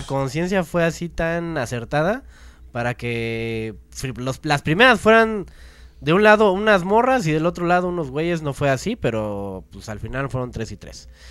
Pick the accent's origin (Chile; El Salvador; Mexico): Mexico; nosotros como mexicanos